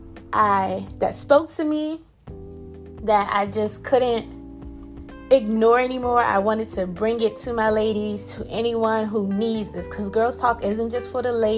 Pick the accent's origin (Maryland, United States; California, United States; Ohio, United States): Maryland, United States; Prince George's County; I'm from Pretty Girl County, Prince George's County